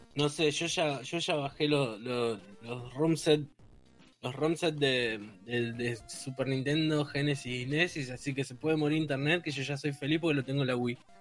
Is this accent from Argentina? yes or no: yes; Ushuaia, Tierra del Fuego, Argentina; yo soy de Ushuaia